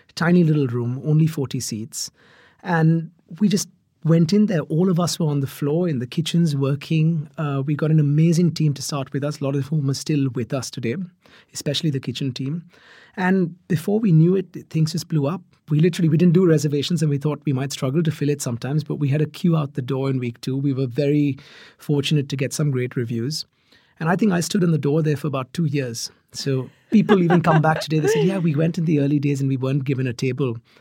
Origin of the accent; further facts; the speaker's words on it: Mumbai, Maharashtra, India; moved away; I grew up in Mumbai